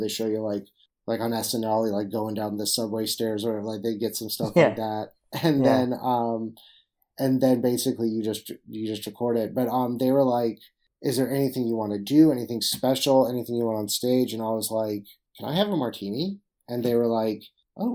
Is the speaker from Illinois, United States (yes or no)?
no; Jacksonville, Florida, United States; I'm from Jacksonville, Florida